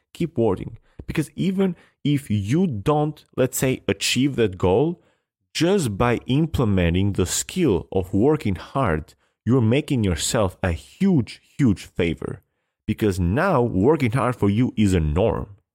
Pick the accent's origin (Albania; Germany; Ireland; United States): Albania; I come from Albania in a place where tennis has never been big